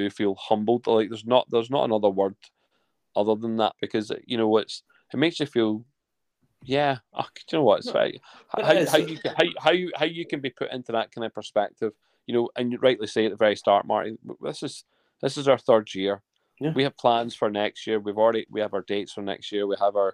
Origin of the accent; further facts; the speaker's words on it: Lanark, Scotland, United Kingdom; where I'm from in Scotland, a lovely little place, just outside a lovely little town called Lanark.